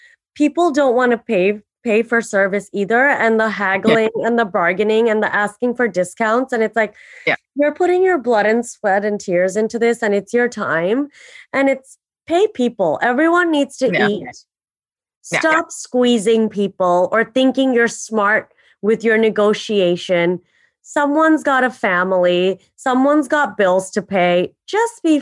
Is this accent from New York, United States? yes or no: no; Miami, Florida, United States; I'm from Miami